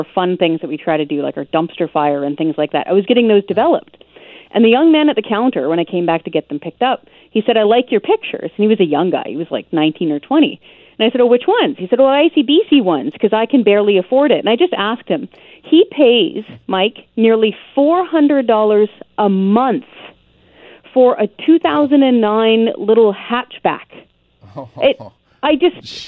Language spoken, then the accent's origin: English; British Columbia, Canada; also born or lived in Ontario / Nova Scotia; I was born and raised in British Columbia